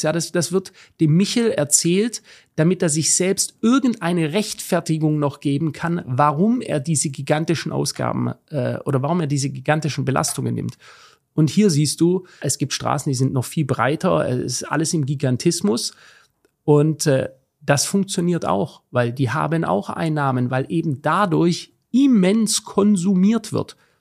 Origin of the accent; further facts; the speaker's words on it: Germany; ich lebe in Deutschland und auch wenn ich diesem Land oder was davon übrig ist, ähm, sehr kritisch gegenüber bin, ähm, bin ich doch verwurzelt. Ja? Ähm, sehr stark verwurzelt an, an meine Heimat